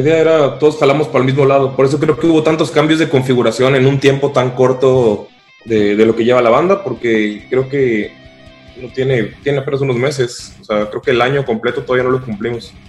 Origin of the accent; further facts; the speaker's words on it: Cancún, Quintana Roo, Mexico; soy de Cancún. Algunos se fueron a México, otros fueron a otros países, pero y otros siguen en Cancún, se quedaron en mi pueblo